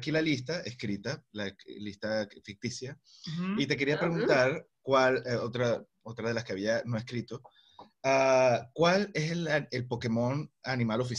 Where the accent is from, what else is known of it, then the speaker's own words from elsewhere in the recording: Venezuela; now in Spain; venezolanos, sí, ta, ta, Y yo le digo, somos los nuevos chinos